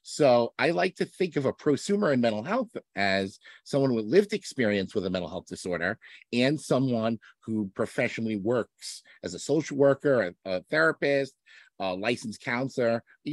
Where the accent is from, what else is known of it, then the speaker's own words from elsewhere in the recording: Hartsdale, New York, United States; also born or lived in Binghamton, New York; I grew up in New York. I grew up in Westchester County in Hartsdale, went to Ardsley Schools